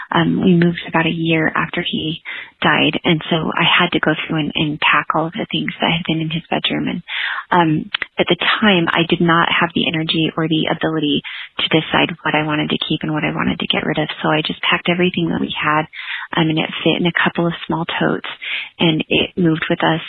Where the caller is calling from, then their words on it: Heber, Utah, United States; I'm calling from Heber, Utah